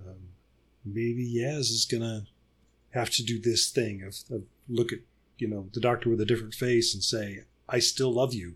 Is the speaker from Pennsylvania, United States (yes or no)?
no; Birmingham, Alabama, United States; my hometown up in the city of Birmingham